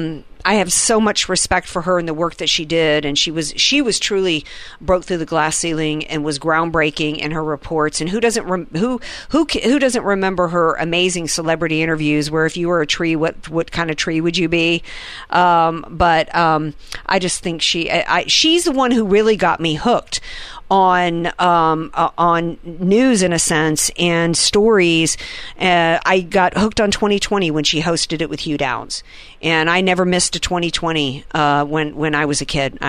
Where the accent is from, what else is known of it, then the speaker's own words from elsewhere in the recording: the South, United States; I grew up in the South